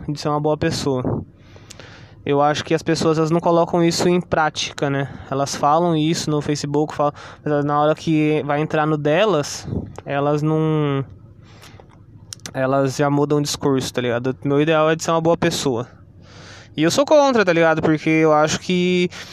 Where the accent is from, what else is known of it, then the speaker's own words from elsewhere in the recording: Brazil; also born or lived in São Paulo, Brazil / Ubatuba, Brazil; nós brasileiros